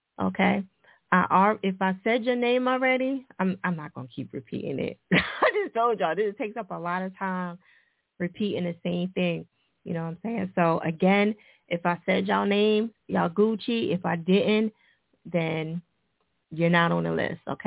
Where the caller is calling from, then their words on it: Atlanta, Georgia, United States; I'm calling from Atlanta, Georgia. The west side of Atlanta, the real Atlanta